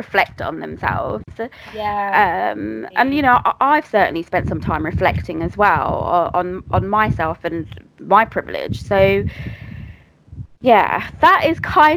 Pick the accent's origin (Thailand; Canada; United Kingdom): United Kingdom; Greater London; I grew up in Greater London. I still live in Greater London.